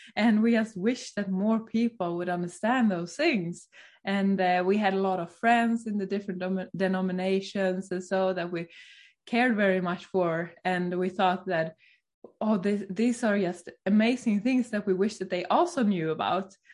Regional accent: Sweden; now in Norway; I'm from Sweden.

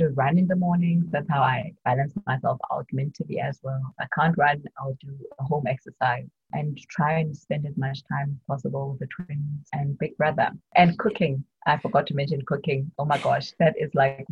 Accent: Bloemfontein, Free State, South Africa; moved away as an adult; now in Johannesburg, South Africa; I'm from Bloemfontein. In the Free State.

